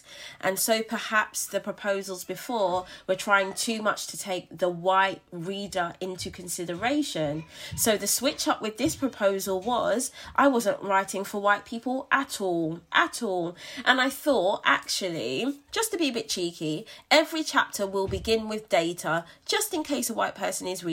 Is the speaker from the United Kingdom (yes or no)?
yes; London, United Kingdom; moved away as an adult; I was born and raised in Brixton, and London will forever have my heart.